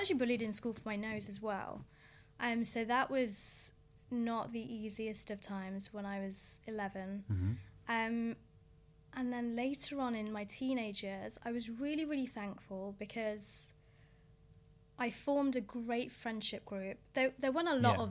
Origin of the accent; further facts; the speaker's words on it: Coventry, West Midlands, United Kingdom; moved away as an adult; also born or lived in Essex; I grew up in Coventry, which was years ago, it was a tough place to grow up in. We grew up in a really rough area called Hillfields